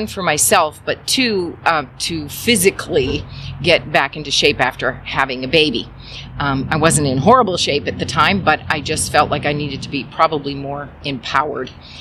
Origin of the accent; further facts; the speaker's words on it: St. John Valley, northern Maine, United States; also born or lived in Halifax, Nova Scotia, Canada; I originally was born in Halifax, Nova Scotia. But part of the fun facts is I was raised in the Valley of St. John Valley in northern Maine